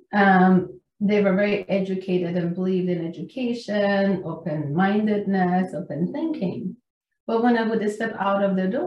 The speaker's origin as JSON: {"language": "English", "country": "Iran", "tie": "born or raised there", "moved": "as an adult", "said": "I'm Iranian. I came from Iran when I was 20 years old"}